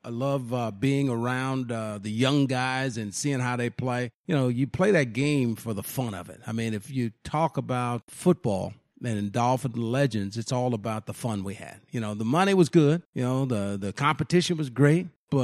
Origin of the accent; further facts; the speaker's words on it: South Florida, United States; But yeah, I grew up here in South Florida and went to high school with my Madison, played a little junior college basketball.